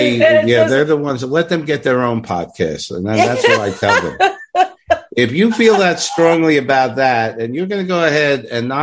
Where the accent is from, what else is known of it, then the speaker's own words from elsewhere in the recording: New York City, New York, United States; accent: Brooklyn; my Brooklyn accent.